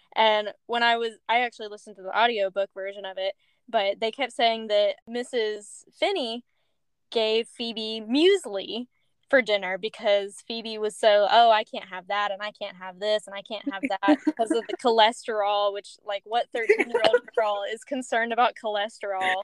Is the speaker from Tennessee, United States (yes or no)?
yes; Middle Tennessee, United States; Allie and I grew up in Middle Tennessee